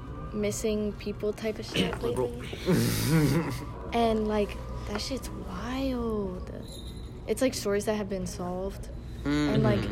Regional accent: York, Pennsylvania, United States; I'm from York, Pennsylvania.

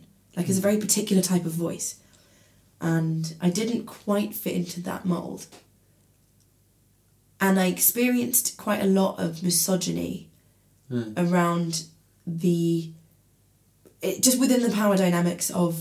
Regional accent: Maidenhead, South East England, United Kingdom; moved away as an adult; now in Bristol, United Kingdom; I grew up in Maidenhead near Reading

